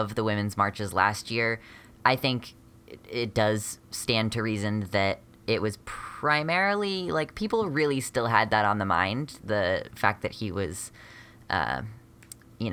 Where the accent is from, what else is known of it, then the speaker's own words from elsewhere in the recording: United States; I am an American genderqueer transmasculine-ish person.